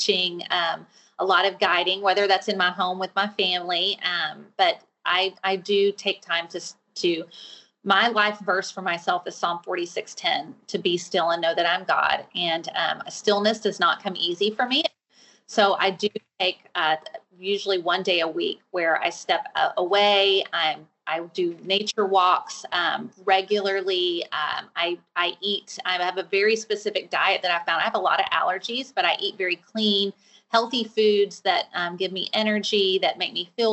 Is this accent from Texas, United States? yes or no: yes; Fort Worth, Texas, United States; I live in Texas. I'm from Fort Worth, Texas